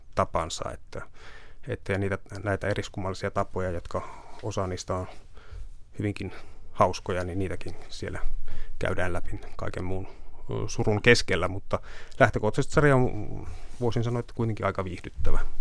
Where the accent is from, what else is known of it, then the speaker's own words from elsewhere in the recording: Kemi, Lapland, Finland; moved away; Kemin aluetoimituksesta pohjoisesta, josta olen kotoisin